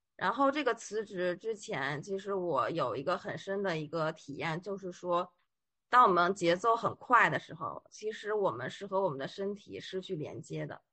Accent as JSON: {"language": "Chinese", "region": "Beijing", "country": "China", "moved": "as an adult", "lives_now": "Shanghai, China", "said": "因为我是北京人嘛，然后就一直在北京工作"}